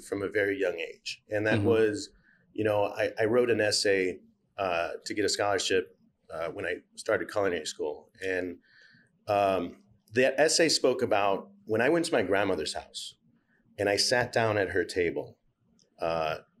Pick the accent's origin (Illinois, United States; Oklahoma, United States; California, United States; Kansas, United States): Illinois, United States; Chicago; moved away; also born or lived in France / Mexico; Growing up in Chicago, I grew up in inner city Chicago